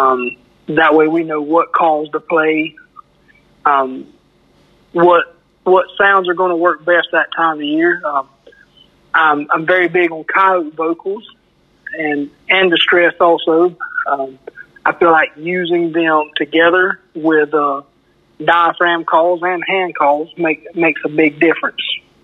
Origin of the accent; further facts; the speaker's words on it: Perry, Florida, United States; I'm from Perry, Florida.